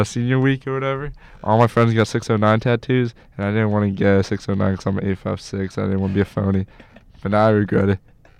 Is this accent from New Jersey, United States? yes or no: yes; Mount Laurel, New Jersey, United States; now in Morristown, United States; I grew up in Mount Laurel. I live in Morristown now.